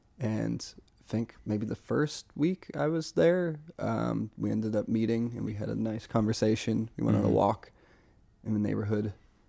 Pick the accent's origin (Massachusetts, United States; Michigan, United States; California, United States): Massachusetts, United States; Part of it is because I'm from there, but also there's this musician, …, from Amherst, 413, Western Mass.